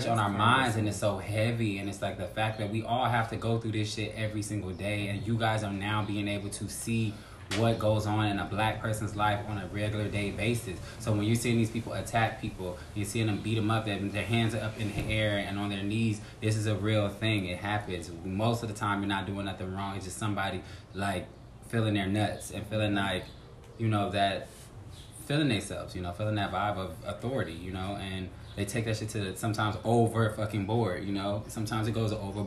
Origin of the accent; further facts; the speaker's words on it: Los Angeles, California, United States; now in New York, United States; I'm from Los Angeles